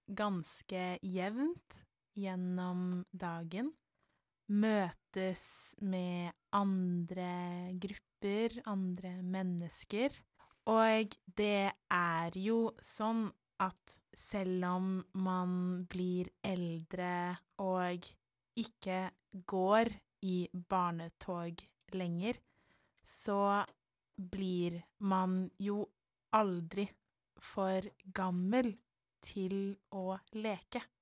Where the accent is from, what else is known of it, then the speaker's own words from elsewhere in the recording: Nesodden, Akershus, Norway; selv om vi har vokst opp alle tre på Nesodden, så har vi forskjellige bunader på grunn av familiene